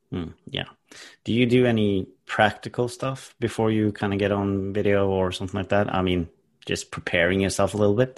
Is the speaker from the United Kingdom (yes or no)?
no; Norway; English is a second language; I'm from Norway, so obviously English is not my first language.